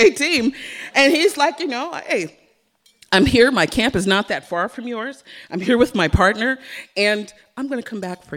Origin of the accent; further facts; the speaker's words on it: San Francisco, California, United States; San Francisco is my hometown